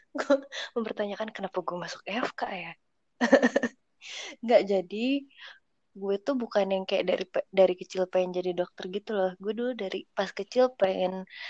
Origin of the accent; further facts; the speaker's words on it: Cirebon, West Java, Indonesia; gue dari SD sampai SMA itu di Cirebon